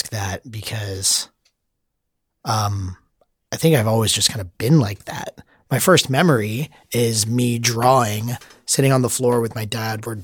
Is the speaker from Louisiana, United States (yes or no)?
no; Florida, United States; now in San Francisco, United States; I grew up in Florida, mm-hmm. South Florida, and I went to college in Gainesville, Florida.